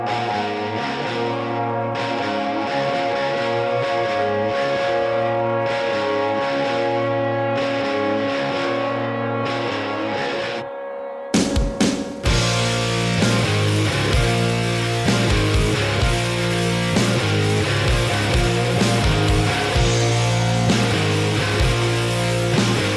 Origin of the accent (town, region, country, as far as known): Alaska, United States; born or raised there; moved away as an adult; also born or lived in Portland, Oregon